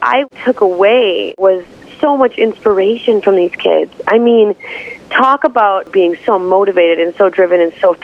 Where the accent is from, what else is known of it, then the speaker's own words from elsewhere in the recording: Minneapolis, Minnesota, United States; also born or lived in North Dakota; my hometown of Minneapolis